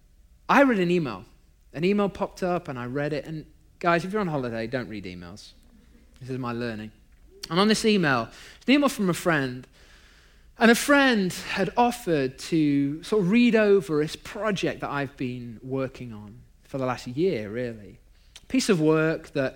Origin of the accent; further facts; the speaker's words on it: United Kingdom; now in Long Beach, United States; I'm British